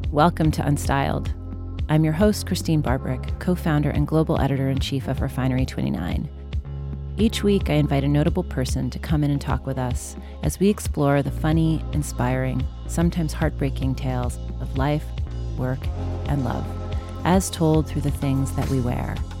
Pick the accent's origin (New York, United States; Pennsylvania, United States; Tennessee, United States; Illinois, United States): New York, United States; Long Island; I grew up on Long Island.